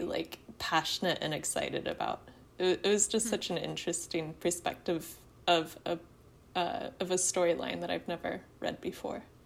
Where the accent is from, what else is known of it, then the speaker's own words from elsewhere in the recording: Southern Oregon, United States; I grew up in Southern Oregon